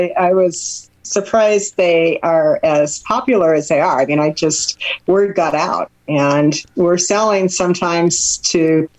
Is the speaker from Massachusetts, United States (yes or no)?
no; Seattle, Washington, United States; moved away; I'm from Seattle.